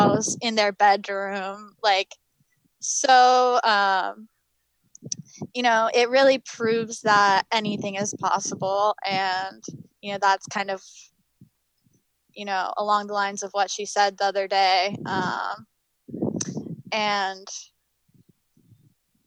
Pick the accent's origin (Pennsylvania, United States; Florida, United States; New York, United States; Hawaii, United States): Pennsylvania, United States; New Hope; I'm from Pennsylvania